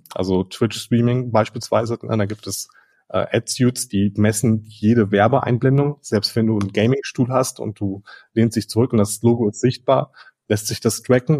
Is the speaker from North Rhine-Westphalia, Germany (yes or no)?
yes; Ruhr area, North Rhine-Westphalia, Germany; ich bin ein Kind des Ruhrgebiets